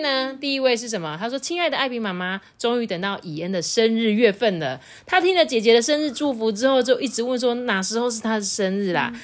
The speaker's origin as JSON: {"language": "Chinese", "country": "Taiwan", "said": "身为台湾人，我光荣"}